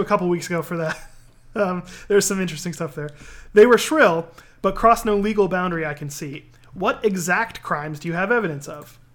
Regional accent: East Coast, United States; now in California, United States; I grew up on the East Coast

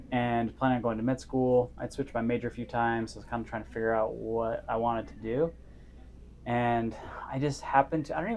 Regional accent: California, United States; also born or lived in Las Vegas / Cedar City; I grew up in Northern California in Las Vegas, went to high school down in Cedar City, Utah.

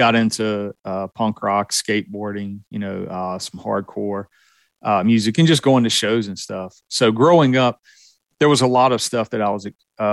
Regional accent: the South, United States; you can tell from my accent that I was born and raised in the South.

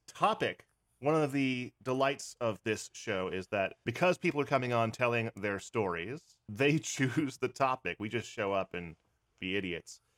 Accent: Pennsylvania, United States; now in New York City, United States; I'm originally from Pennsylvania

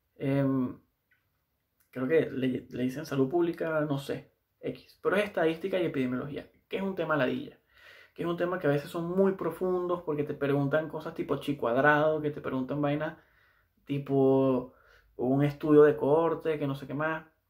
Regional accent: Valencia, Carabobo, Venezuela; moved away as an adult; now in Santiago, Chile; trabajé un tiempo en una de las clínicas más grandes de, de Valencia, que es de donde soy yo

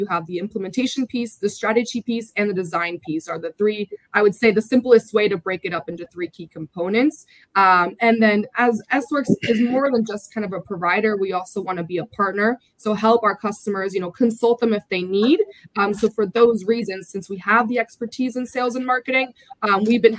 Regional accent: Delaware, United States; I was born and raised in Delaware, my family

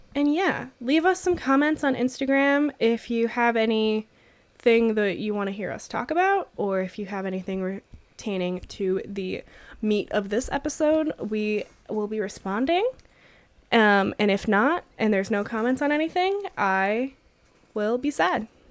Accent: New Mexico, United States; growing up in New Mexico, oh, surrounded by uh so many Catholics

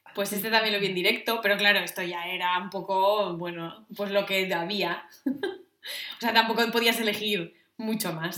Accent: Asturias, Spain; yo soy de Asturias

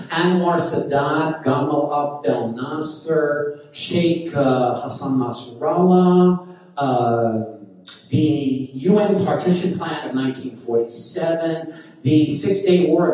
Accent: New York City, New York, United States; now in Scottsdale, United States; when you grow up in Brooklyn

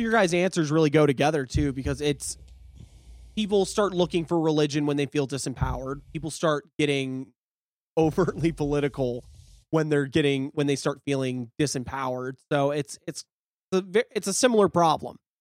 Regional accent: the South, United States; I grew up in the South where we had youth groups

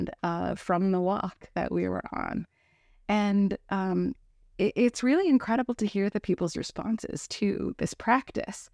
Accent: San Diego, California, United States; now in Minnesota, United States; I was raised in San Diego, California, which is a very temperate atmosphere. And but I was born in Minnesota

